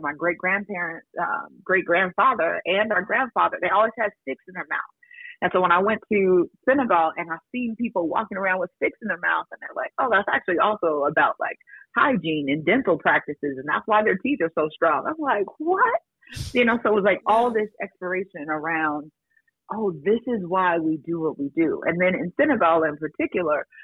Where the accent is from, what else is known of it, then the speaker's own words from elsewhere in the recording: Denver, Colorado, United States; we're from Denver